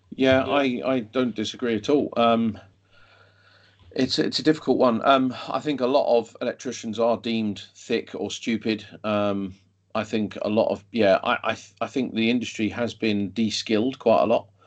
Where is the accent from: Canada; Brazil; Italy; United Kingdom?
United Kingdom; London; moved away as an adult; I grew up in London. I then moved out of London